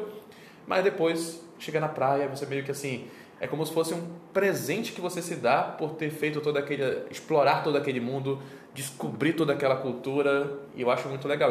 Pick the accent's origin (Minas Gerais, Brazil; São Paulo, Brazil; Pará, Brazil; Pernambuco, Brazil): Pará, Brazil; Belém; tenho 34 anos, sou de Belém do Pará